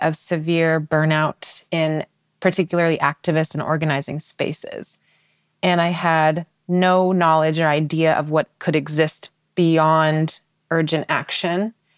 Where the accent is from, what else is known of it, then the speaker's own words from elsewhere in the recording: Seattle, Washington, United States; I'm originally from Seattle